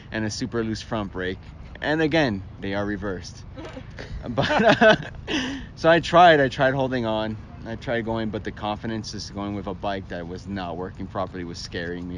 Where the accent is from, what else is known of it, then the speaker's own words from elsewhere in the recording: Miami, Florida, United States; I'm from Miami